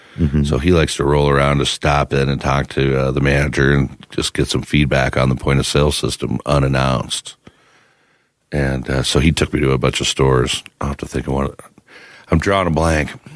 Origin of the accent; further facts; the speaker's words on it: Midwest, United States; also born or lived in Iowa; now in Denver, United States; growing up in the Midwest